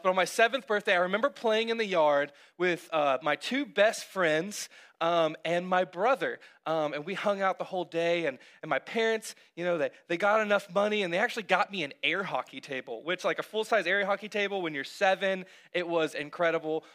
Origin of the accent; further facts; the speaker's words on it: Cartersville, Georgia, United States; also born or lived in North Carolina / Texas; we had recently moved to Cartersville when I was uh, seven